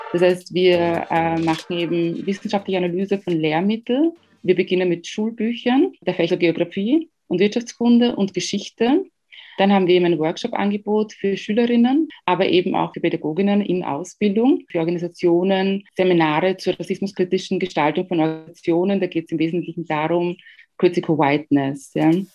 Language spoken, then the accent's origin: German; Ghana; now in Austria; ich komme aus Ghana.